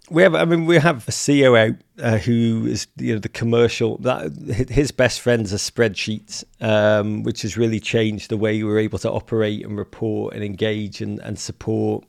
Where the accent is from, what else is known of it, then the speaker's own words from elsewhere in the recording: England, United Kingdom; now in United States; I'm English